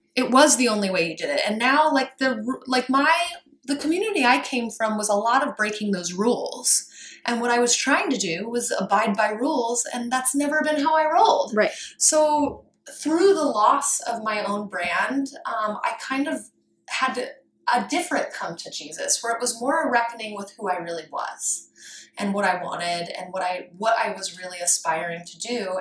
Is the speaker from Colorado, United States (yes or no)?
yes; Colorado, United States; I grew up rurally in Colorado